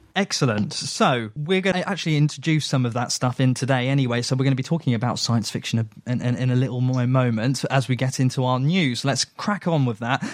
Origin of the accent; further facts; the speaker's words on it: United Kingdom; I am British